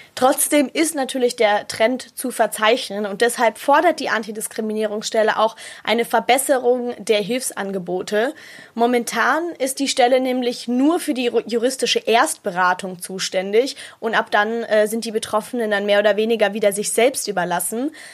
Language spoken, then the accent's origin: German; Munich, Bavaria, Germany; bei uns in Bayern, also in München